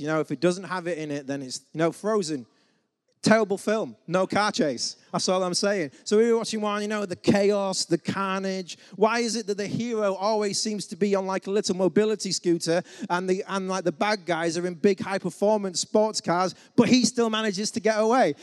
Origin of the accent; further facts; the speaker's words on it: England, United Kingdom; as the English man